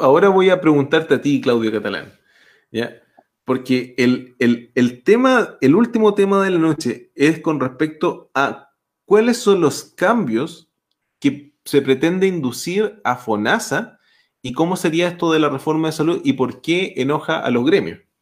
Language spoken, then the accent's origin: Spanish; Chile; como chileno